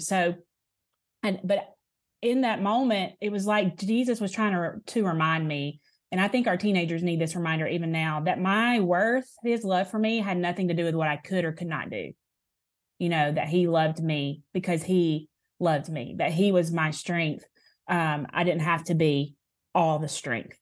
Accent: Alabama, United States; also born or lived in Tupelo, Mississippi; I say I'm from Alabama 'cause I, I have been no other, other place besides here

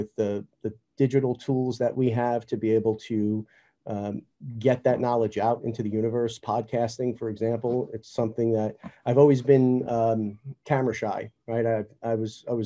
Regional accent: New York, United States; growing up in New York

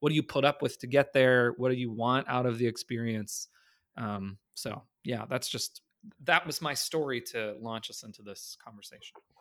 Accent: Canada; As a Canadian

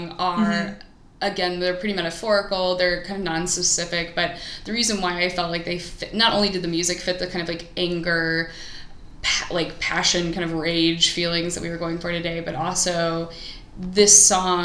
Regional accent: Columbia, United States; my hometown in Columbia

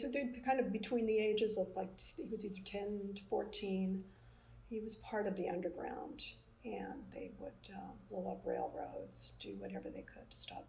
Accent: Curaçao; born there; also born or lived in Netherlands / England / Canada; I'm from all over. I was born in Curacao and moved to...

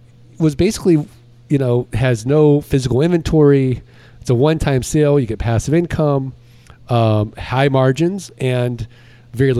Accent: St. Louis, Missouri, United States

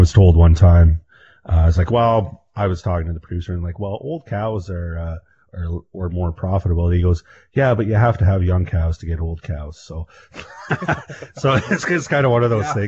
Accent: Canada; We're Canadian

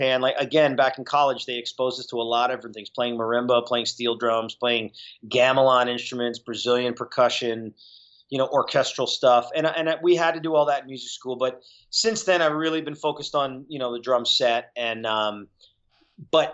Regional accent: southeastern Connecticut, United States; moved away; also born or lived in Uncasville, Connecticut; I grew up in Connecticut

